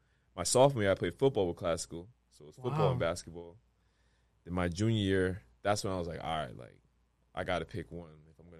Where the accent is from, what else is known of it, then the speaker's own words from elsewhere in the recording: Providence, Rhode Island, United States; Definitely in Providence. I mean, where my story starts, I don't even know exactly where.